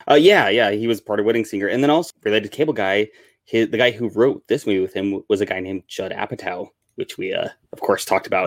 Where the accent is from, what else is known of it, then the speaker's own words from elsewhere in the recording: Wyoming, United States; I grew up in Wyoming where it snows half the time